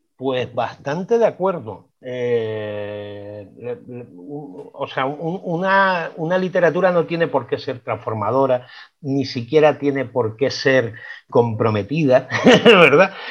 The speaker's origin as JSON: {"language": "Spanish", "town": "Las Palmas de Gran Canaria", "region": "Canary Islands", "country": "Spain", "accent": "Canarian", "said": "me estás oyendo el acento, ¿verdad? Tenemos un acento peculiar, tenemos una música muy distinta al hablar"}